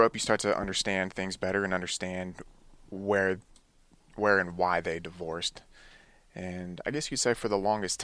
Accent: Livermore, California, United States; also born or lived in Oceanside, California; we ended up moving to the Bay Area in the East Bay, so living in Livermore area. And I've been there ever since

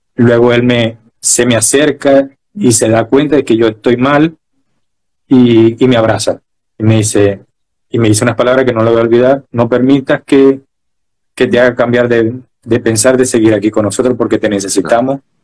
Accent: Maracaibo, Zulia, Venezuela; now in Chile; yo soy maracucho y sé que la gente me dice, pero dice, no, pero no parece maracucho. Y yo, sí, lo sé, pero soy maracucho

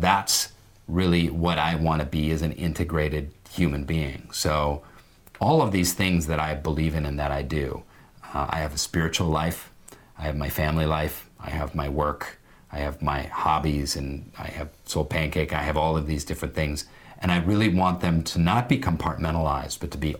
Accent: Seattle, Washington, United States; my consciousness went bloop in Seattle, Washington

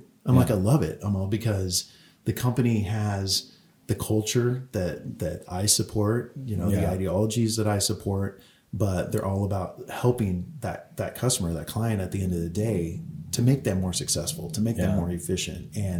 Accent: California, United States; oh, I'm from California. That's a one-time thing.

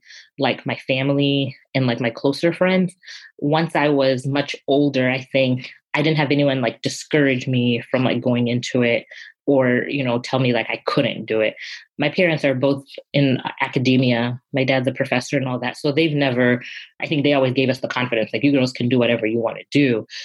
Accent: Zimbabwe; And my parents, you know, growing up in Zimbabwe, we were a country that was colonized.

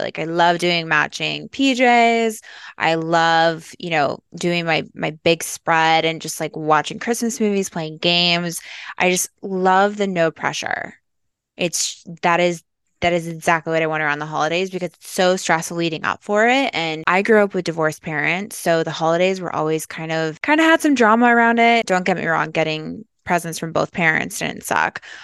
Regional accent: Midwest, United States; now in Los Angeles, United States; I'm from the Midwest

